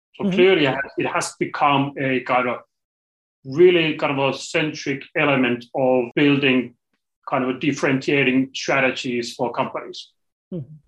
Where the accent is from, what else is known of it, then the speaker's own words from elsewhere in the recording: Finland; I'm coming from Finland, small country in the corner of Europe